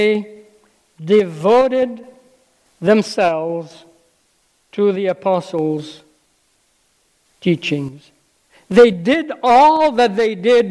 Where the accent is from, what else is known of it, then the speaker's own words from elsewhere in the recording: Lebanon; moved away; I grew up in Lebanon, some of you may know, and left school when I was 12